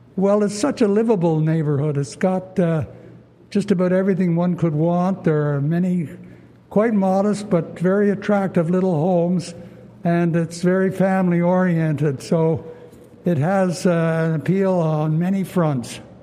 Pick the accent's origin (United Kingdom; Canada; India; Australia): Canada; Ottawa, Ontario; this is my hometown, so I guess I have a good feel for Ottawa.